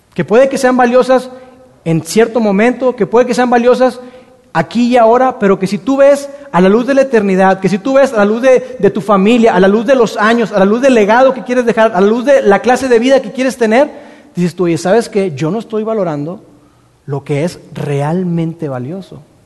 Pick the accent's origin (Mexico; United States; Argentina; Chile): Mexico; nosotros como mexicanos